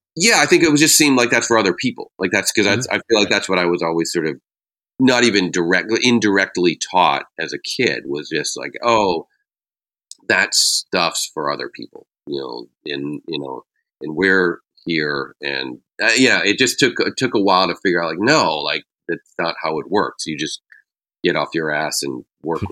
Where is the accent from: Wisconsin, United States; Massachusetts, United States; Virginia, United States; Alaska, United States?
Massachusetts, United States; New England; growing up in New England